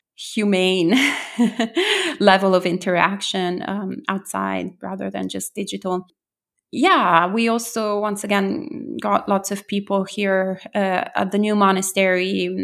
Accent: Italy; now in New Jersey, United States; I'm originally from Italy, so I was born and bred there.

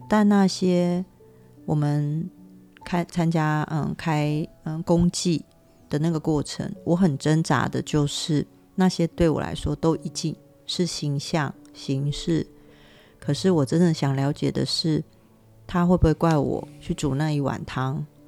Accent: Taiwan; 我们台湾人

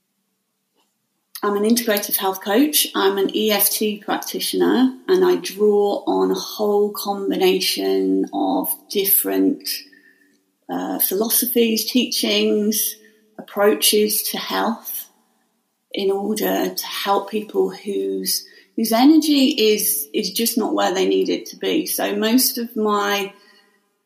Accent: Staffordshire Moorlands, West Midlands, United Kingdom; now in Surrey, United Kingdom; I'm originally from Staffordshire Moorlands

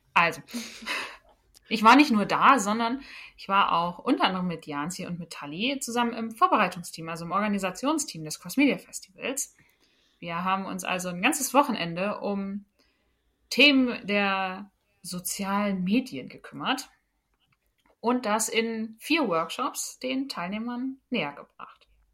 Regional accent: Germany; Ich äh, komme aus einem kleinen Dörfchen in der Nähe von Bremen

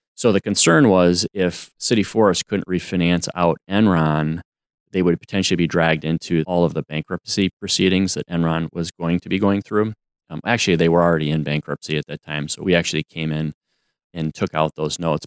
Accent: Madison, Wisconsin, United States; was born and raised in, uh, Madison, Wisconsin

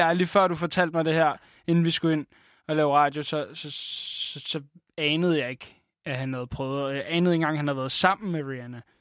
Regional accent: Denmark; Jeg er en blejfet dansker

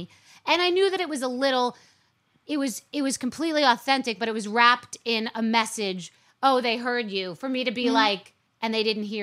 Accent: New York City, New York, United States; I was born and, in Queens, too

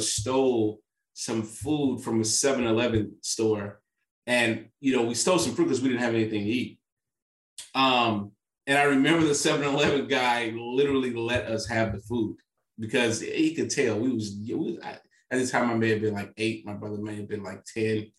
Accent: St. Louis, Missouri, United States; I'm from St. Louis, Missouri

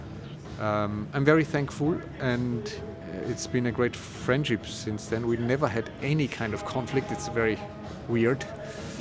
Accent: Vienna, Austria; also born or lived in United States; I'm from Vienna and I studied in the States

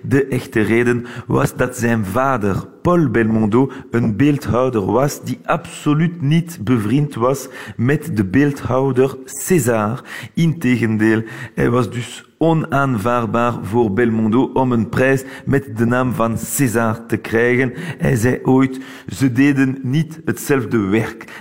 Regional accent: Belgium; now in Paris, France; Wij als Belgen

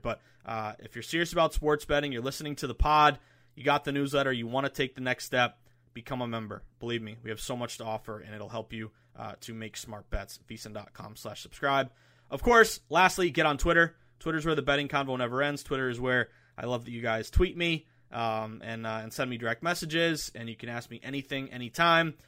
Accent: Massachusetts, United States; Massachusetts, my home state

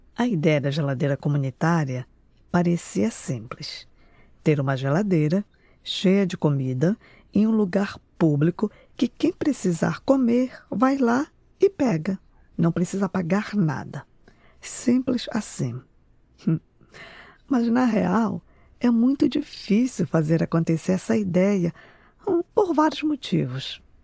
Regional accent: Belém, Pará, Brazil; now in Boston, United States; eu sou de Belém do Pará

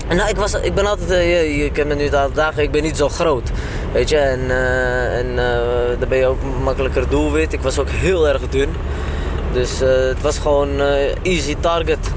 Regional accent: Amsterdam, North Holland, Netherlands; ik ben gewoon opgegroeid in Amsterdam-Oost

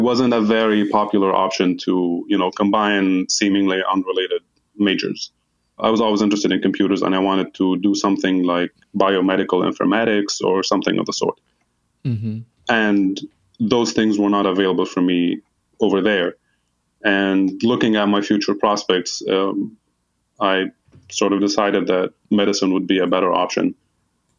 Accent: Hasbaya, Nabatieh Governorate, Lebanon; moved away as an adult; I grew up in a small town called Hasbaya. Shout out to anybody from there who's listening. It's in the southeast area of Lebanon

